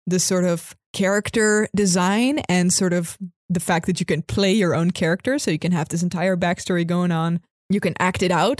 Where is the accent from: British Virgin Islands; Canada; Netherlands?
Netherlands; I'm from Holland